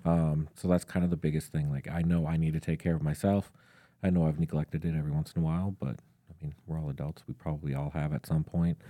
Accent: St. Stephen, Minnesota, United States; I actually grew up just north of Saint Cloud, um, in a very small town called Saint Stephen

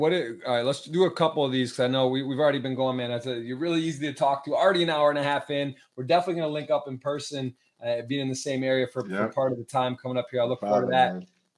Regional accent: Ann Arbor, Michigan, United States; also born or lived in Baltimore, Maryland; now in Miami, United States; Born and raised in Ann Arbor.

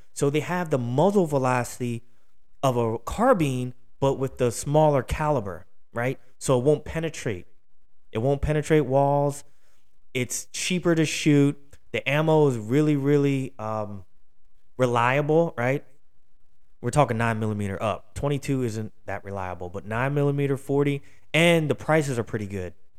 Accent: Philadelphia, Pennsylvania, United States; out of Philly, my hometown

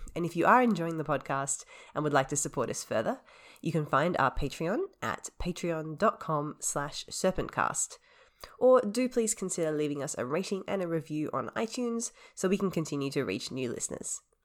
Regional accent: Australia; being Australian

